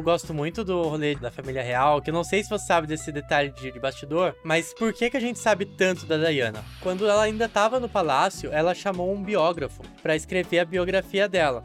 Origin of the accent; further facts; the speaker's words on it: interior of São Paulo, Brazil; a minha cidade natal, no interior de São Paulo, era muito famosa pelo carnaval